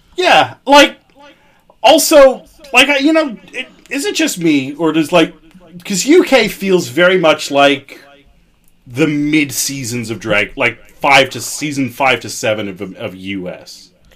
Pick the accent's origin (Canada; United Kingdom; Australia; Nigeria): Canada; I'm Canadian.